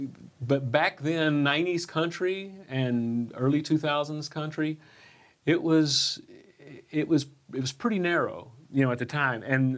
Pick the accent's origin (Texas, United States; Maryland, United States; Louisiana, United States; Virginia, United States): Texas, United States; now in Nashville, United States; I grew up in Texas